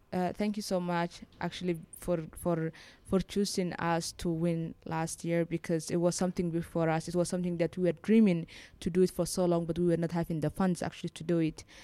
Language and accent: English; Somaliland, Somalia; moved away as an adult; now in Beirut, Lebanon; I was born in Somaliland and I grew up there and my, my family still lives there